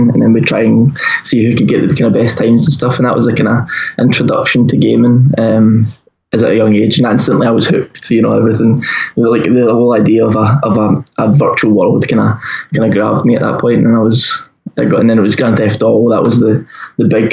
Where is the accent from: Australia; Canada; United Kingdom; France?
United Kingdom; Largs, Scotland; I grew up in a small town called Larco in the west of Scotland.